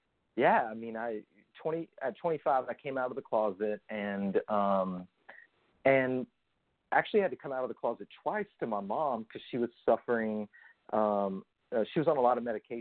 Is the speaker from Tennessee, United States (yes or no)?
yes; Jackson, Tennessee, United States; moved away; I grew up in West Tennessee in a small town, Jackson, between Nashville and Memphis.